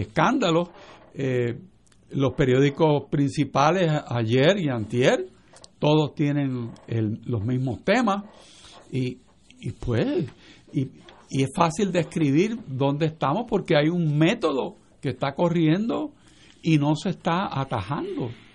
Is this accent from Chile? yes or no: no; Puerto Rico; Nosotros somos parte de los Estados Unidos